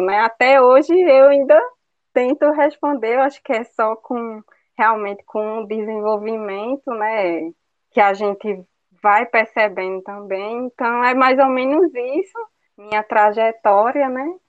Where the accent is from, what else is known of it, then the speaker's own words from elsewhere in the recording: Agreste of Pernambuco, Brazil; moved away; minha família é do Agreste de Pernambuco